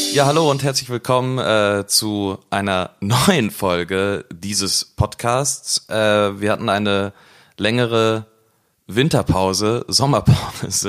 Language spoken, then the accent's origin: German; Cologne, North Rhine-Westphalia, Germany; wir als, äh, Kölner